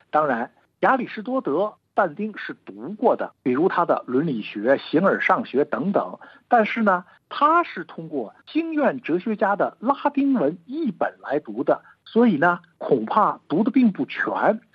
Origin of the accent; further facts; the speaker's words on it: China; 我们中国人